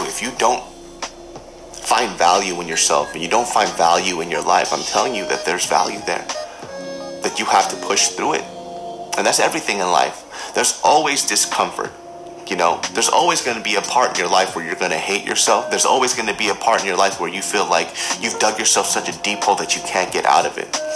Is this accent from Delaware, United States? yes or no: no; Sacramento, California, United States; growing up in Sacramento, California, you know, that, that place is a small town.